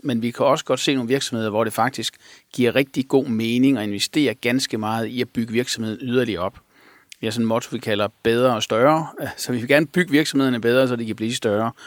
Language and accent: Danish; Sønderborg, Southern Denmark, Denmark; moved away; also born or lived in Aarhus; jeg voksede op i Sønderborg